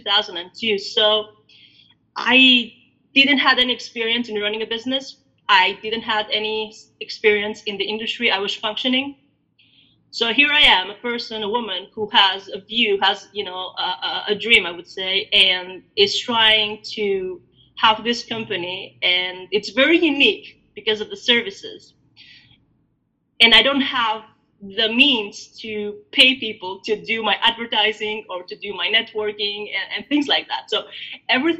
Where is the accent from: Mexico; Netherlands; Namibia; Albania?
Albania; also born or lived in Greece; now in United States; I was born in Albania, so I'm Albanian. Now I live in the States